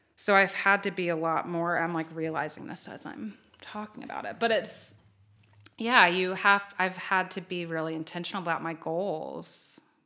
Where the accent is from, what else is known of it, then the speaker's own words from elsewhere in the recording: Low Country, South Carolina, United States; moved away as an adult; now in Columbia, United States; I'm from the Low Country